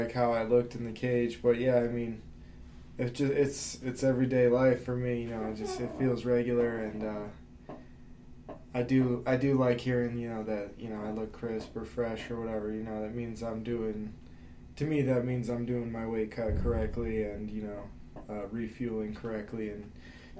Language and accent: English; Pueblo, Colorado, United States; that's my hometown